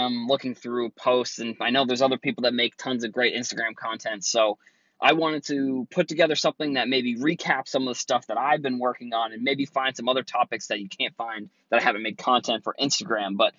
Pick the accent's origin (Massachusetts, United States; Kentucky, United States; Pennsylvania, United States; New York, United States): Massachusetts, United States; Cape Cod; now in Boston, United States; I am from Boston, originally from Cape Cod